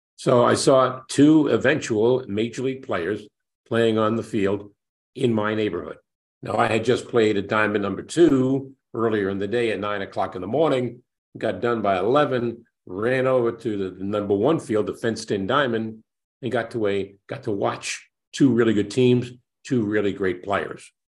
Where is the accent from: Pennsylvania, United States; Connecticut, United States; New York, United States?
New York, United States; New York City; it's my hometown